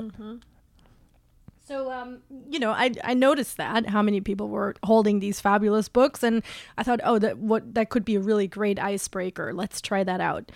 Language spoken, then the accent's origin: English; Germany; also born or lived in West Coast, United States; now in New York, United States; I was on the West Coast for a long time, and I'm originally from Germany